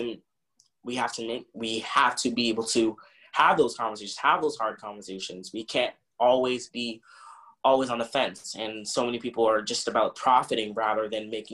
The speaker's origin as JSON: {"language": "English", "town": "Boston", "region": "Massachusetts", "country": "United States", "tie": "born or raised there", "said": "I was born in Roxbury"}